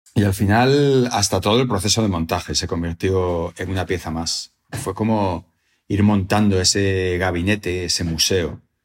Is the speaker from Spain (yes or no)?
yes; Salamanca, Castile and León, Spain; haber nacido y haber pasado mi infancia en Salamanca